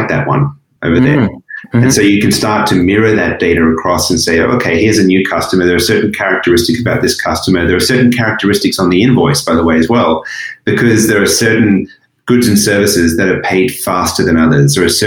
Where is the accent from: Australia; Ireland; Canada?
Australia; moved away as an adult; also born or lived in Asia; I was born in Australia. It's a beautiful country. I was lucky to grow up there.